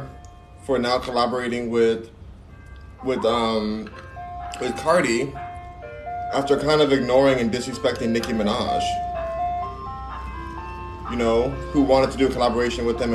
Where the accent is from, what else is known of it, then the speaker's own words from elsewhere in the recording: United States; I love being American